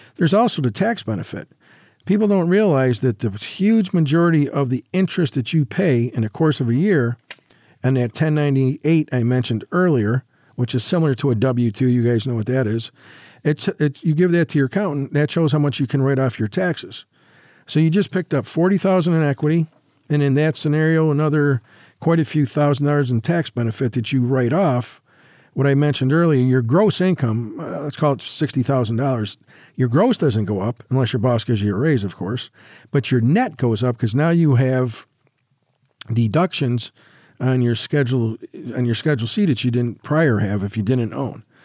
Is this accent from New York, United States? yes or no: yes; New York, United States; now in Las Vegas, United States; In New York, yep, in my, my hometown